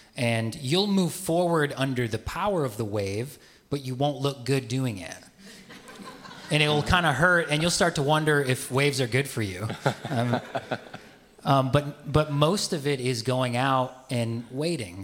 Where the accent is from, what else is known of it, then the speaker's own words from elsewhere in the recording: Midwest, United States; moved away; I grew up in the Midwest.